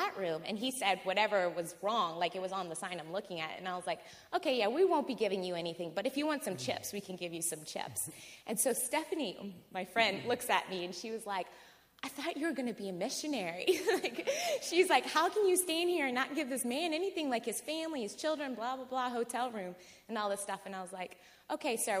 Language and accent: English; New Orleans, Louisiana, United States; I'm from New Orleans.